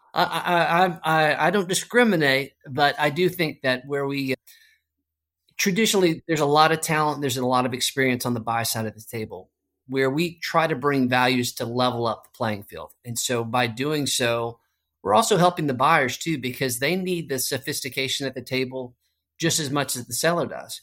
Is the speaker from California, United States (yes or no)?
no; Arlington, Texas, United States; I grew up in Arlington, Texas, just right there, Dallas-Fort Worth